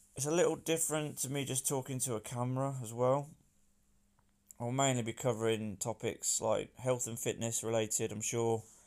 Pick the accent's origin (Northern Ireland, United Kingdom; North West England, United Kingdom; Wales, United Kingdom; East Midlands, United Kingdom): East Midlands, United Kingdom; Northampton; I'm from Northampton in England